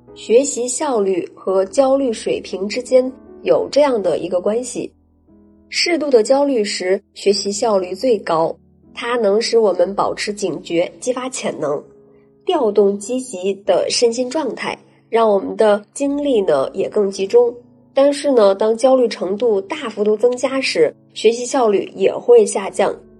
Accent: Shandong, China; 我们俩都是来自山东

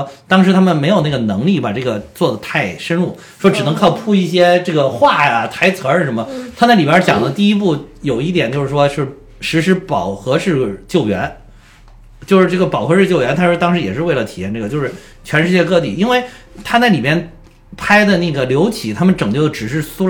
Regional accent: China; 当然我们中国人拍的电影，当然要突出我们中国人最后发挥了很关键的作用

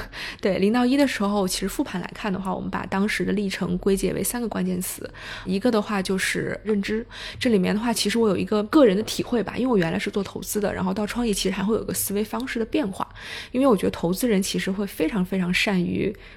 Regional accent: China; also born or lived in Hong Kong; 我其实是土人土长的中国人，然后呢，暂时在国外有读过一段时间书，所以其实是段时间的北影大学的经历，然后同时有一段时间国外的海外留学经历，但回国之后其实就去了投行，在香港待了一年多，然后之后就到了国内做投资，然后是在 Barron's 做P E的投资

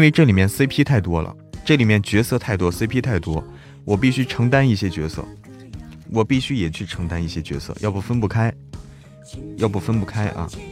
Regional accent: Zhangjiakou, Hebei, China; 就是我们那儿的，张家口的，我是张家口的嘛

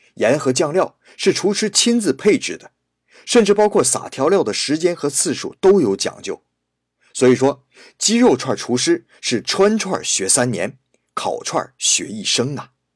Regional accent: Shenyang, Liaoning, China; moved away; 在我的老家沈阳

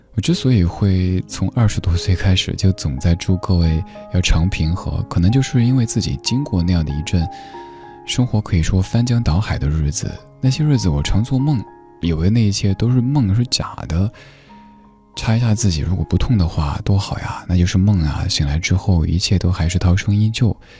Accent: Chengdu, Sichuan, China; accent: Chengdu dialect; 我特别希望用我的家乡话、成都话来表达

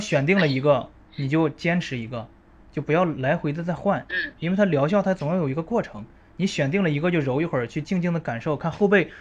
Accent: northern China, China; moved away; 也是从北方嗯。，北方出生，然后来南方读书

